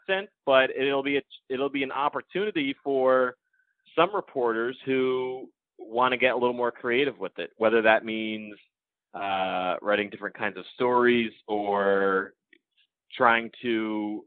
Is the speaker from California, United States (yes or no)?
no; Connecticut, United States; when I was a kid growing up in Connecticut